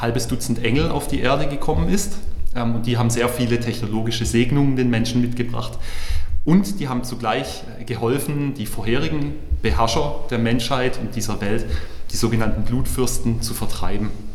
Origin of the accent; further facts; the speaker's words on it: Heilbronn, Baden-Württemberg, Germany; also born or lived in Weinsberg / Karlsruhe; als gebürtiger Heilbronner